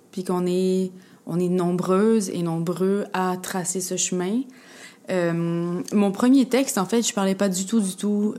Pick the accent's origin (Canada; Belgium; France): Canada; Quebec; je suis québécoise, je suis née ici, puis j'ai grandi ici, puis j'ai baigné euh, complètement dans la culture québécoise.